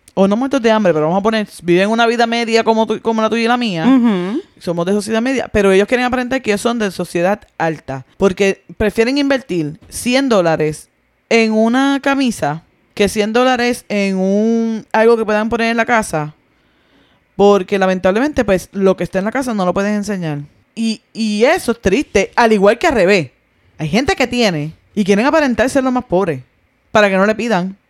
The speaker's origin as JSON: {"language": "Spanish", "country": "Puerto Rico", "moved": "yes", "said": "en mi país"}